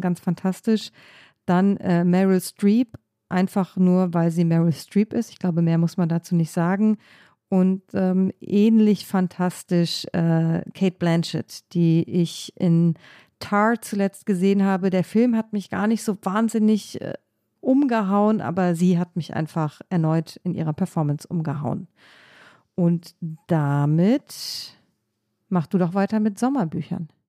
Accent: Germany; moved away; also born or lived in Ohio, United States; I'm a German Journalist, ich komme aus Deutschland, bin Journalistin

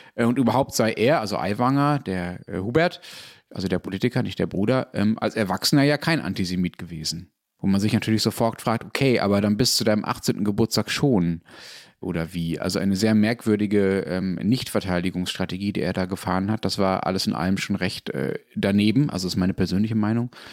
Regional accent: Germany; als Deutscher

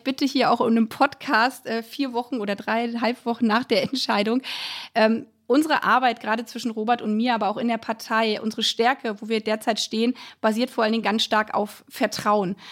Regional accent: a village in Lower Saxony, Germany; now in Brandenburg, Germany; da, wo ich herkomme, aus, vom niedersächsischen Dorf

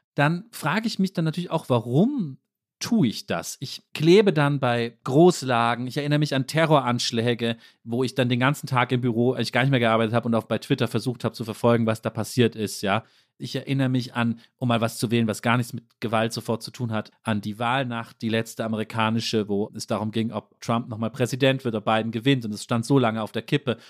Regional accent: Germany; Als Deutsche

